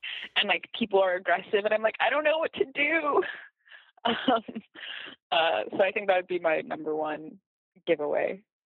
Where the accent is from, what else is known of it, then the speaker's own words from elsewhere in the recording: Ottawa, Ontario, Canada; I'm from Ottawa, unfortunately